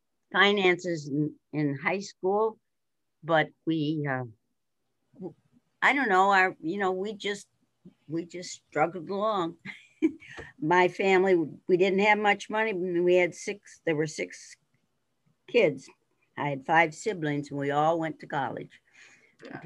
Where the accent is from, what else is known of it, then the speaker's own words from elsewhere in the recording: Mount Jewett, Pennsylvania, United States; I grew up in Mount Jewett